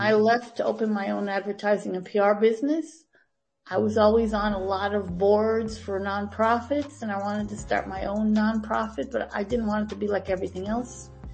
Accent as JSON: {"language": "English", "town": "Green Bay", "region": "Wisconsin", "country": "United States", "tie": "born or raised there", "also_born_or_lived": "Tampa, Florida / Miami, Florida", "moved": "as an adult", "lives_now": "Albany, United States", "said": "I was born and raised in Green Bay, Wisconsin"}